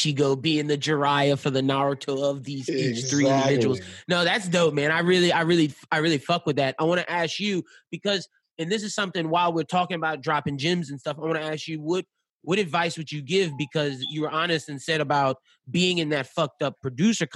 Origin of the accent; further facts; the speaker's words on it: Louisiana, United States; now in Atlanta, United States; I'm from Louisiana